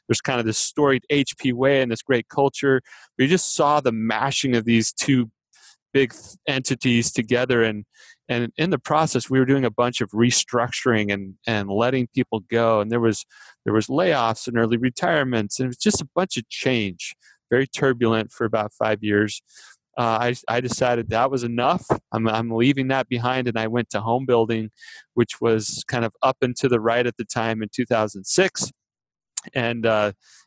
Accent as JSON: {"language": "English", "town": "Phoenix", "region": "Arizona", "country": "United States", "tie": "born or raised there", "said": "I grew up in the Phoenix area"}